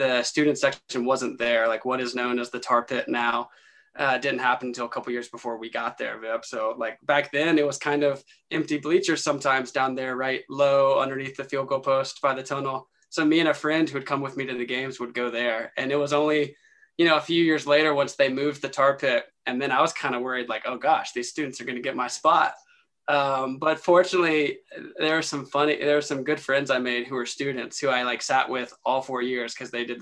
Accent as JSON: {"language": "English", "region": "North Carolina", "country": "United States", "tie": "born or raised there", "said": "growing up in North Carolina"}